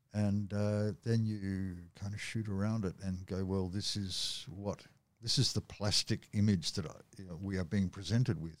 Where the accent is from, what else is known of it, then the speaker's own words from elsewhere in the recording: Australia; From Australia